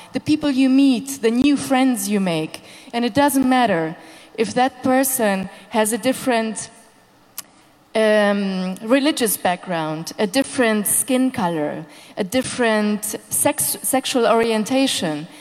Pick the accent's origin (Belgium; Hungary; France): Hungary; moved away; also born or lived in Berlin, Germany; I'm um, Hungarian born, and um, I'm the um, festival director of uh, Lollapalooza Berlin